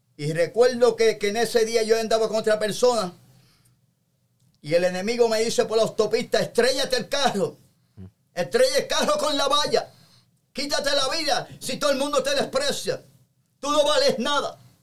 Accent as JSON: {"language": "Spanish", "town": "Toa Alta", "country": "Puerto Rico", "said": "En una barría de mi pueblo que se llama este, el pueblo de Toalte en Puerto Rico"}